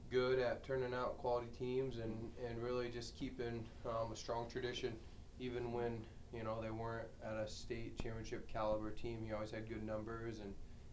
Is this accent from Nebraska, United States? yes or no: yes; Petersburg, Nebraska, United States; I'm from Petersburg, Nebraska, a small town in northeast Nebraska. Grew up on a ranch